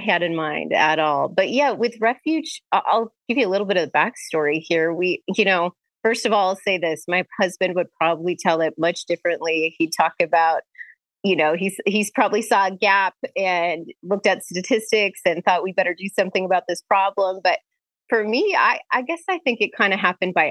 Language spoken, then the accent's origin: English; Bismarck, North Dakota, United States; I'm originally from North Dakota, born and raised in Bismarck.